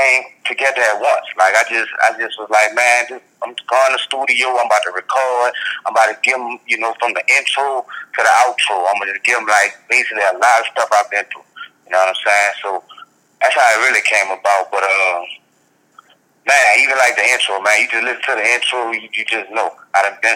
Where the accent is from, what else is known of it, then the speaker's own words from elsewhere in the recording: New Orleans, Louisiana, United States; from New Orleans, Louisiana